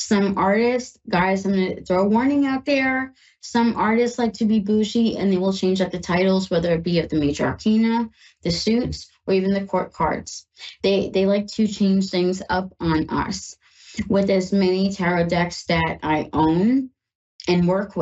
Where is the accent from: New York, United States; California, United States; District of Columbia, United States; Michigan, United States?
New York, United States; now in Ohio, United States; I'm in Ohio and I'm from New York